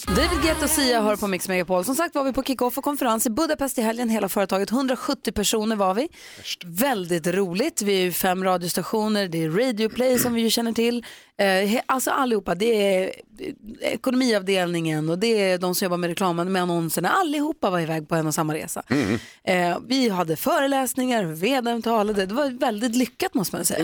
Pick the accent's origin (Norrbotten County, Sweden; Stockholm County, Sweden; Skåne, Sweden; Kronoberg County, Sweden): Kronoberg County, Sweden; Växjö; Jag är ju född i Växjö.